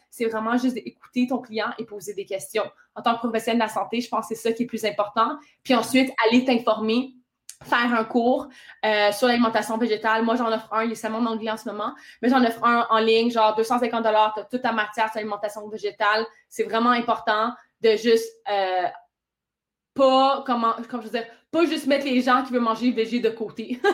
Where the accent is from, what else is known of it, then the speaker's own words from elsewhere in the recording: Ontario, Canada; je suis franco-ontarienne